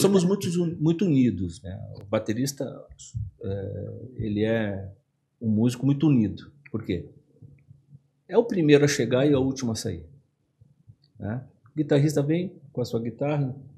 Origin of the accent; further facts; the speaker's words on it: Canoas, Rio Grande do Sul, Brazil; Eu sou do Rio Grande do Sul, sou de Canoas, no Rio Grande